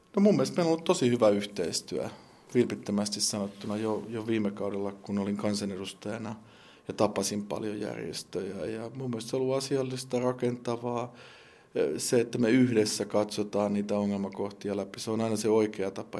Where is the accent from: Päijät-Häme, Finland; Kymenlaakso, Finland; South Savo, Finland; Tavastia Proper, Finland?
Päijät-Häme, Finland; Lahti; minun kotikaupungissani Lahdessani